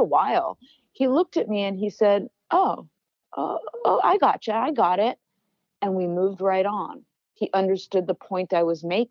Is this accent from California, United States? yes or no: yes; Los Angeles, California, United States; also born or lived in Berkeley, California; I grew up in Los Angeles